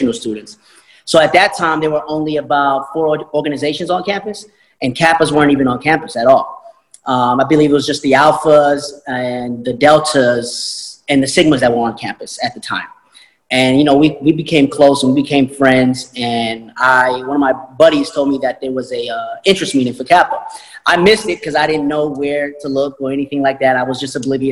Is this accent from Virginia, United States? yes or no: no; New York, United States; moved away as an adult; also born or lived in Albany, Georgia; I'm coming from New York. My background is very somewhat sheltered.